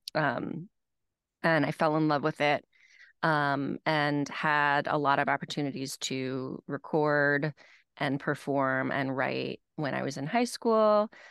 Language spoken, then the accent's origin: English; Nashville, Tennessee, United States; also born or lived in Manhattan; now in Westchester, United States; I grew up in Nashville, Tennessee